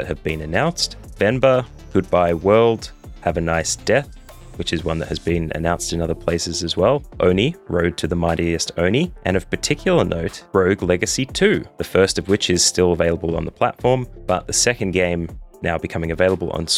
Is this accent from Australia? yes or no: yes; Australia; as an Australian